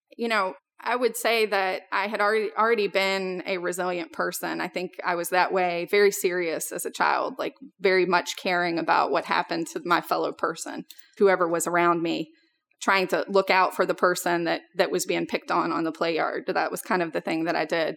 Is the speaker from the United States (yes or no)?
yes; Richmond, Virginia, United States; we moved out to a rural area about twenty minutes outside of Richmond, which is where I grew up